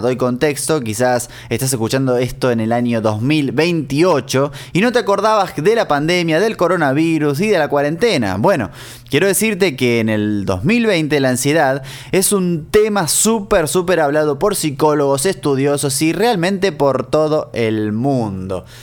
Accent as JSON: {"language": "Spanish", "country": "Argentina", "moved": "yes", "said": "cuando en Argentina íbamos al kiosco, al almacén, al supermercado"}